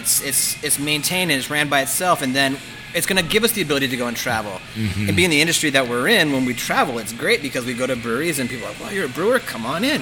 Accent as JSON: {"language": "English", "town": "Phoenix", "region": "Arizona", "country": "United States", "said": "I'm like, Phoenix"}